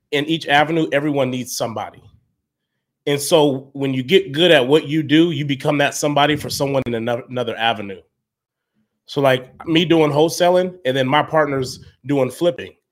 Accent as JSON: {"language": "English", "town": "Salt Lake City", "region": "Utah", "country": "United States", "tie": "born or raised there", "said": "No, I, bro, I grew up in Salt Lake."}